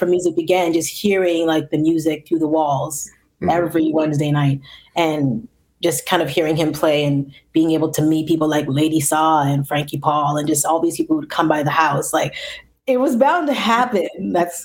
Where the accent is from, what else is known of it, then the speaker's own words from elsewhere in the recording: Toronto, Ontario, Canada; I grew up in Toronto, but more specifically, I grew up in the Rex.